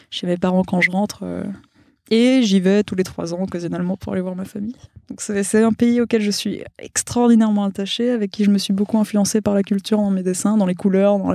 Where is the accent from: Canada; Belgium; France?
Belgium; Wallonia; first language Spanish; French is a second language; also born or lived in Mexico; Je suis wallonne. Pour le coup, non, le flamand, j'ai réussi à l'éviter de, justesse. Mais euh, ouais, ouais, L'espagnol était ma première langue. Je suis née au Mexique, j'ai vécu deux ans